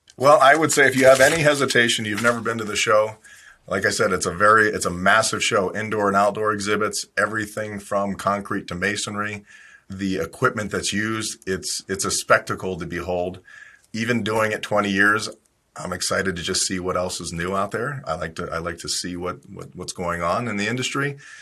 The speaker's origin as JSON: {"language": "English", "region": "Ohio", "country": "United States", "tie": "born or raised there", "said": "I grew up in Ohio"}